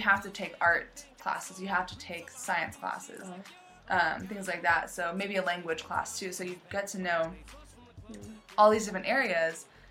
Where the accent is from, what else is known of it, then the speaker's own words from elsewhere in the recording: United States; moved away as an adult; now in Shantou, China; I grew up in the United States, in America